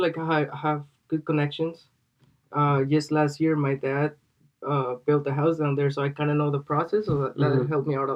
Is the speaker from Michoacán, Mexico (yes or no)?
no; Tequila, Jalisco, Mexico; now in United States; I'm from Tequila, Jalisco.